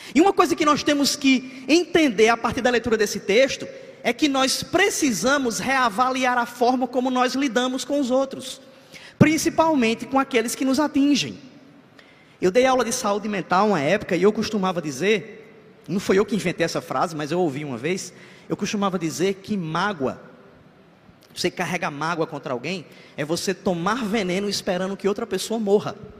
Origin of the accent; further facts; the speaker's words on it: Ceará, Brazil; moved away as an adult; now in João Pessoa, Brazil; eu não sou, eu não sou paraibano, eu sou cearense